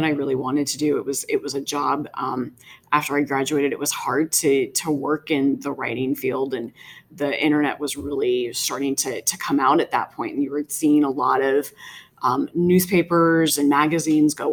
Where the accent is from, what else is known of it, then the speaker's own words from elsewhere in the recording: Woodbridge, Virginia, United States; I actually grew up not too far away from Manassas Park in Woodbridge